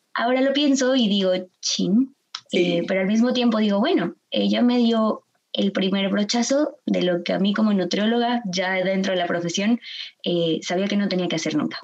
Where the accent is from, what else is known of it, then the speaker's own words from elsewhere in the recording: Guadalajara, Jalisco, Mexico; yo soy nacida y crecida aquí en Guadalajara